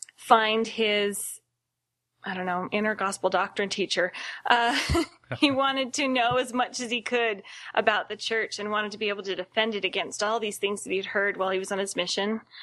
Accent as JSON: {"language": "English", "town": "Seattle", "region": "Washington", "country": "United States", "tie": "born or raised there", "moved": "as an adult", "lives_now": "Utah, United States", "said": "I was born here in Utah, but my family moved to Seattle, and I grew up um, in that area and came back down to Utah to go to school"}